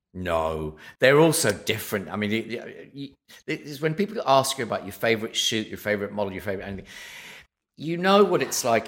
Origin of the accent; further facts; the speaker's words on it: southwest of Scotland, United Kingdom; moved away; I grew up in a little village in the southwest of Scotland